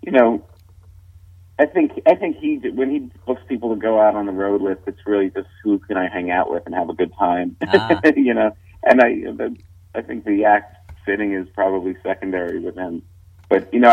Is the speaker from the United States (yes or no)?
yes; New York, United States; I'm a New Yorker